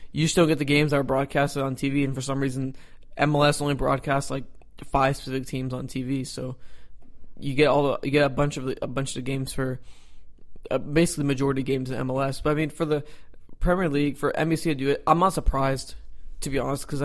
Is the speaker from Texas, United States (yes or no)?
yes; Texas, United States; Hey, I'm Texan. I'm gonna say y'all.